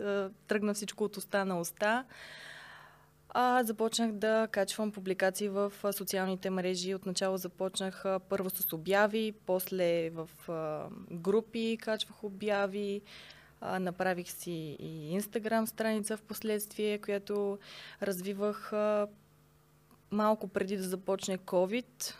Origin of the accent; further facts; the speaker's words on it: Sofia, Sofia City, Bulgaria; Родена съм в София, съм израснала тук